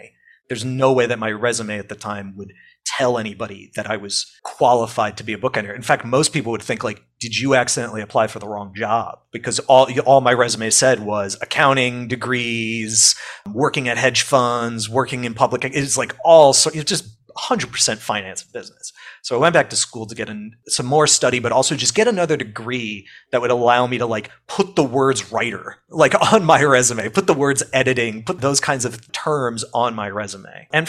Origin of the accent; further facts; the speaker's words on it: the New York area, United States; I'm from the New York area, so it's like I'm local to the area